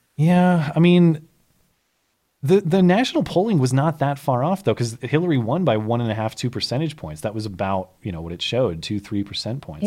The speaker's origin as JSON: {"language": "English", "region": "Montana", "country": "United States", "tie": "born or raised there", "said": "my home state of Montana"}